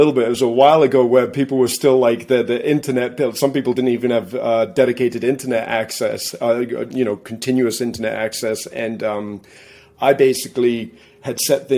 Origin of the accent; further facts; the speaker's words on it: England, United Kingdom; now in Massachusetts, United States; I live in Massachusetts. I'm originally from England. That's where my accent comes from.